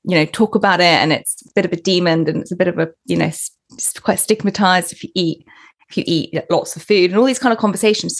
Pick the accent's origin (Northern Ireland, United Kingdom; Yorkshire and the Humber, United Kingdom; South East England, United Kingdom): South East England, United Kingdom; Portsmouth; moved away as an adult; also born or lived in London / Paris / New York; Moved to London. I was from Portsmouth.